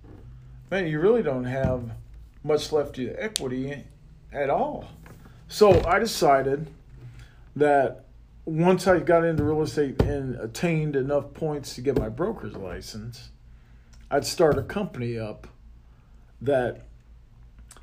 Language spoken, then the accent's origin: English; Sergeant Bluff, Iowa, United States; now in St. George, United States; I grew up in a small town called Sergeant Bluff, Iowa.